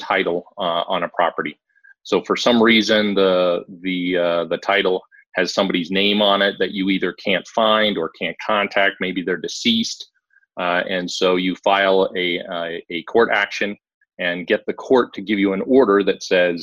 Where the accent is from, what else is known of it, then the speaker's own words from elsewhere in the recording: Montana, United States; moved away; also born or lived in Midwest / Dayton, Ohio; I grew up in Montana, ended up spending a lot of time in the Midwest